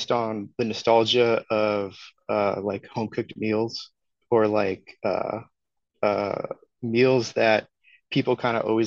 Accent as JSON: {"language": "English", "town": "Redwood City", "region": "California", "country": "United States", "tie": "born or raised there", "said": "Redwood City, which is my hometown"}